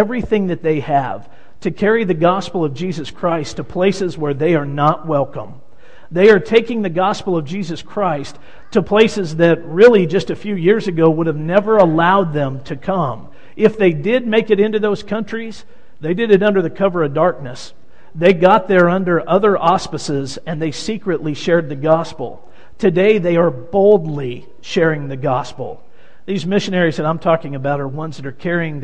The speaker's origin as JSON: {"language": "English", "town": "Wichita", "region": "Kansas", "country": "United States", "tie": "born or raised there", "moved": "as an adult", "said": "I grew up in Wichita, Kansas, in the church in Wichita, Kansas"}